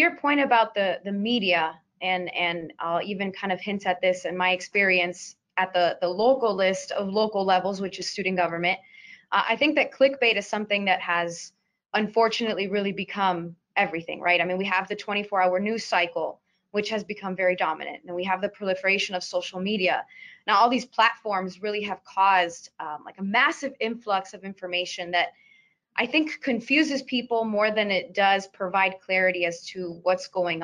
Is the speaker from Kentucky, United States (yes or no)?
no; Miami, Florida, United States; I'm from Miami, and Cuba is a very big part of our culture